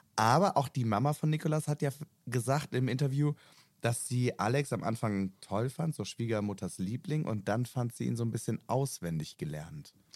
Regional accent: Rhineland-Palatinate, Germany; moved away; Ich komme ja ursprünglich aus der Pfalz

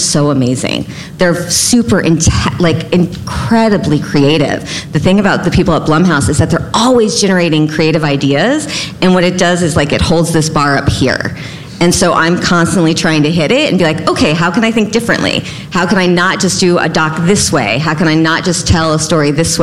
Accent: Texas, United States; I'm actually from Texas, so I'm using the y'all

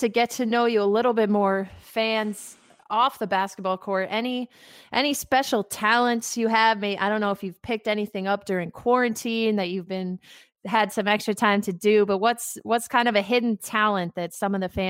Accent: White Plains, New York, United States; I'm from White Plains, a little bit outside of New York City. Grew up as a basketball player there.

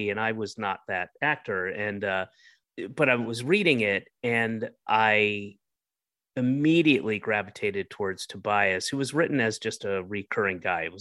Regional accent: Roswell, Georgia, United States; also born or lived in Atlanta / Florida / Northeast; I was born in Atlanta, and when I was one, I moved to Florida, and then when I was about five, I moved up to the Northeast, and then when I was nine, moved back to Georgia and to, to Roswell

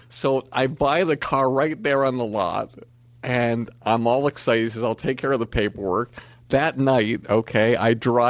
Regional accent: Longmeadow, Massachusetts, United States; moved away; I'm this schlub from Longmeadow, Massachusetts.

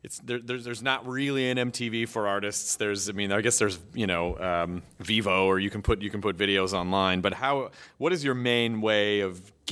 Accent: Memphis, Tennessee, United States; I'm from Memphis, yeah. So I know

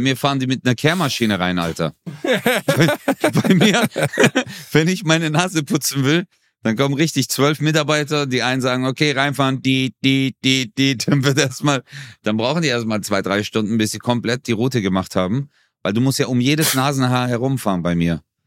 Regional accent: Turkey; bei uns in der Türkei

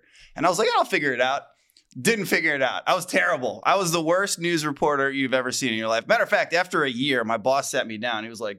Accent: Cleveland, Ohio, United States; Where are you from? I'm from Cleveland, Ohio.

